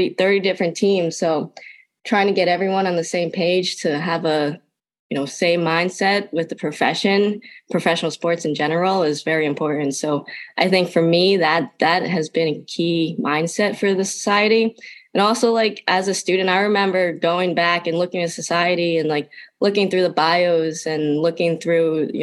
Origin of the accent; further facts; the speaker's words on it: New Jersey, United States; I grew up in a small town in New Jersey.